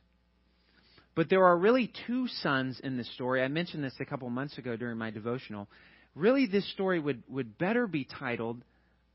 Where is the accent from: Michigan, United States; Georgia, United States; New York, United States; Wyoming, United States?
Georgia, United States; moved away as an adult; also born or lived in Chattanooga, Tennessee / St. Louis, Missouri; now in Teaneck, United States; I'm from Georgia.